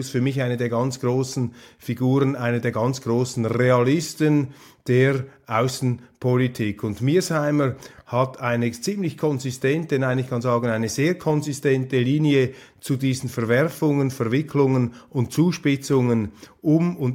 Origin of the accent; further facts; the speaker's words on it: Wittnau, St. Gallen, Switzerland; ich komme aus Wittnau, St. Gallen, Rheintal, hundertprozentig Swissmade